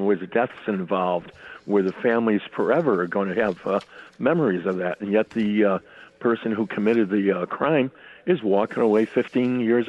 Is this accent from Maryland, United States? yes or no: no; Hartford, Connecticut, United States; now in Newington, United States; I'm born and raised in Hartford